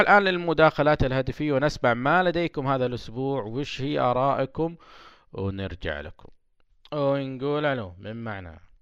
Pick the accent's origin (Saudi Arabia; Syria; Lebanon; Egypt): Saudi Arabia; عندنا في السعودية